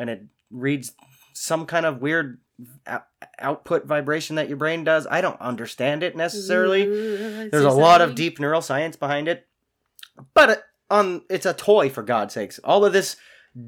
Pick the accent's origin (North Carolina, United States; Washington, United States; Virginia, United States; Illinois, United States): Washington, United States; Spokane; also born or lived in Idaho; Spokane, where I'm from